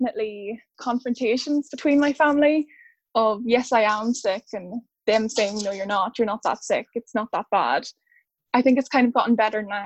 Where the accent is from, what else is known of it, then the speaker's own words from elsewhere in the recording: Ireland; now in United Kingdom; I'm from Ireland, originally.